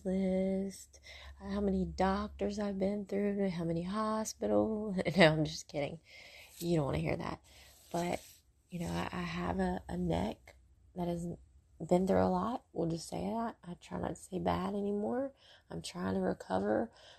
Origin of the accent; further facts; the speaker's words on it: Brentwood, Mississippi, United States; riding bikes in Brentwood, where I grew up in Mississippi.